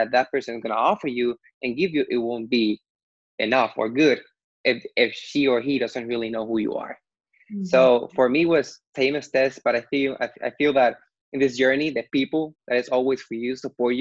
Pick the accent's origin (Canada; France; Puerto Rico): Puerto Rico; I'm from Puerto Rico